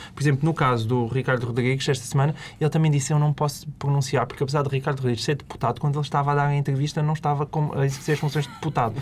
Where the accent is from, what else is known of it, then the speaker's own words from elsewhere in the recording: Portalegre, Alentejo, Portugal; sou de Porto Alegre